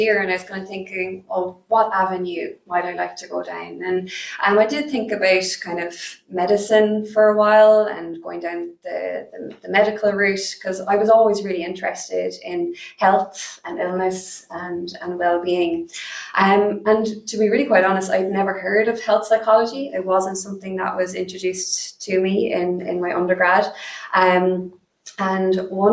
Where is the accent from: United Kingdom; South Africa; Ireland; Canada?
Ireland; Cork, Munster; I was born, I grew up here in Cork